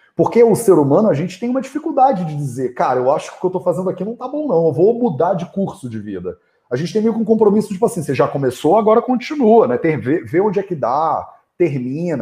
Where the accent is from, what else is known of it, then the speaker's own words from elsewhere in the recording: Rio de Janeiro, Brazil; moved away; eu cresci no Rio de Janeiro